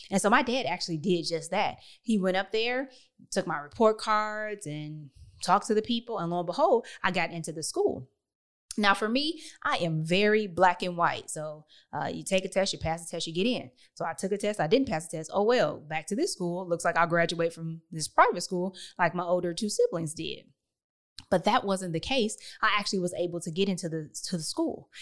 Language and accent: English; Detroit, Michigan, United States; I was born and raised in Detroit, Michigan